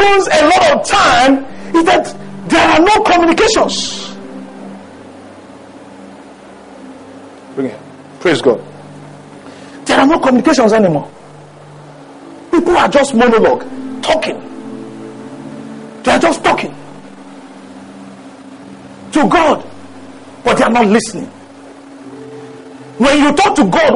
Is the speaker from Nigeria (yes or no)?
yes; Mokwa, Niger State, Nigeria; moved away; I grew up in Mokwa. Do you know where Mokwa is? Mokwa is Niger State.